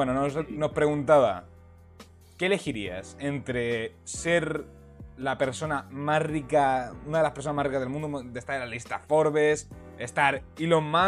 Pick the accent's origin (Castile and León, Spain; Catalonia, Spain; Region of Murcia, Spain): Catalonia, Spain; Perdón, es soy catalán.